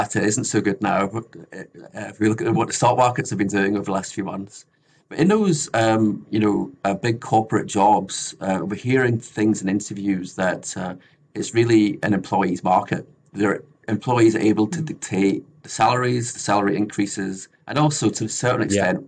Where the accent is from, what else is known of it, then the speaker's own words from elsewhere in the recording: Scotland, United Kingdom; now in Australia; So I'm from the UK originally. I'm from Scotland